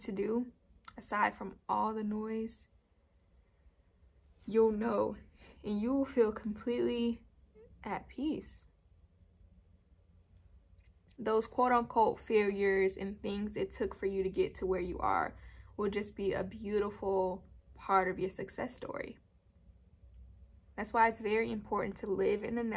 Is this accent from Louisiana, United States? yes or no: no; Georgia, United States; I am from Georgia